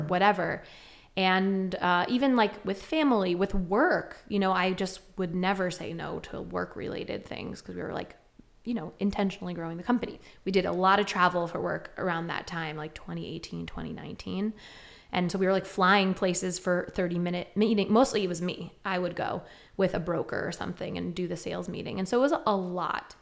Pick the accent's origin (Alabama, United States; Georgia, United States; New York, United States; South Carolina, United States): New York, United States; Westchester County; moved away as an adult; now in Ithaca, United States; growing up in Westchester County